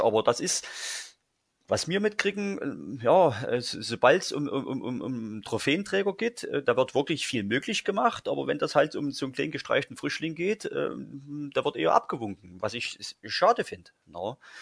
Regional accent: Saxony, Germany; bei uns in Sachsen

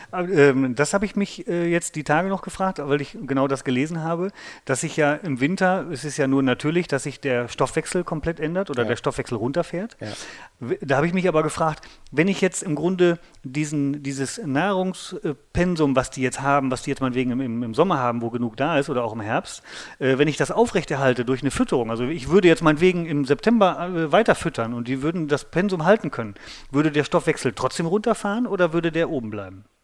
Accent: North Rhine-Westphalia, Germany; Ja, ich sag mal, ich bin aufgewachsen im Sauerland.

